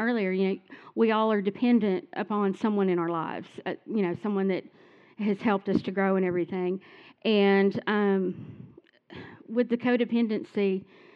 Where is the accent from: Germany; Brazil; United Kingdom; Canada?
Germany; Stuttgart, Baden-Württemberg; also born or lived in California; I was actually born in California, but I grew up here in Stuttgart with a single parent